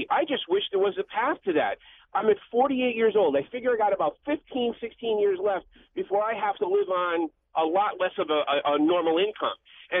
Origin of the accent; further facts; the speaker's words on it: Connecticut, United States; So I grew up in Connecticut, lived here, lived through the blizzard of 77. I'm 48 years old